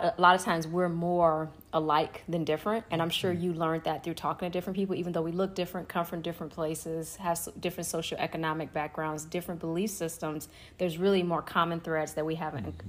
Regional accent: Chicago, Illinois, United States; I'm from Chicago

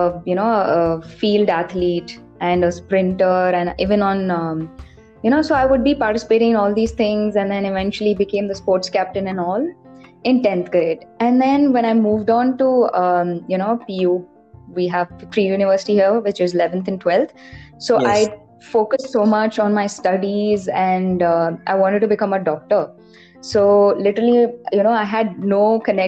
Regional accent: Bangalore, Karnataka, India; also born or lived in Tiruchirappalli, Tamil Nadu; So I was born in Tirchi, which is in Tamil Nadu, but then I was completely brought up in Bangalore. So I'm like a hardcore Bangalorean

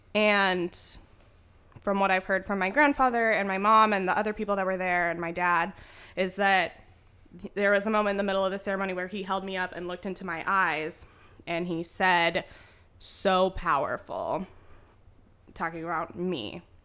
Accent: Spokane, Washington, United States; I was born and raised in Spokane, Washington

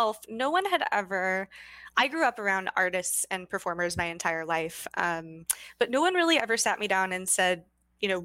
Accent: Sacramento, California, United States; now in Oakland, United States; So I grew up in Sacramento, California

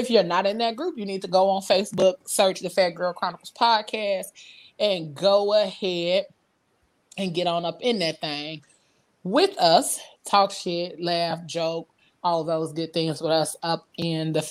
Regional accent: Midwest, United States; I was born and raised in the Midwest

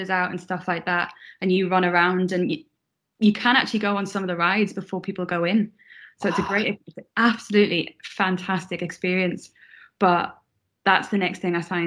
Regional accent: Sunderland, North East England, United Kingdom; moved away as an adult; also born or lived in South Shields; now in Scotland, United Kingdom; I'm not from Newcastle. I'm from Sunderland, but my family are from Shields, where you finish. So we used to go down there when I was a kid

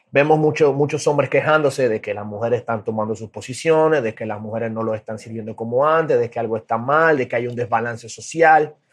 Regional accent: Dominican Republic; soy de República Dominicana

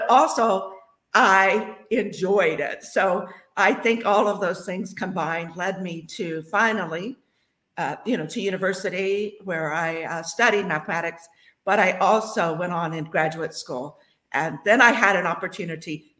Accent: Franklin, Ohio, United States; I grew up in Franklin, Ohio, just south of Dayton

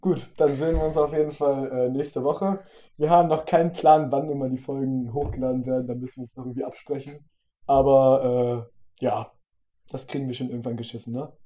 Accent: the North, Northern Germany, Germany; wir kommen halt aus dem Norden

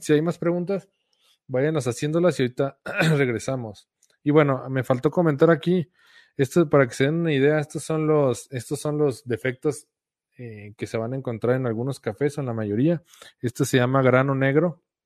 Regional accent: Guadalajara, Jalisco, Mexico; Mi esposa y yo somos de Guadalajara.

